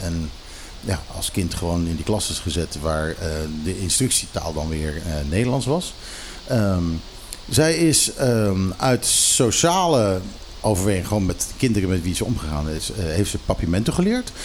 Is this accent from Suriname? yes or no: no; Curaçao; ik zat op Curaçao school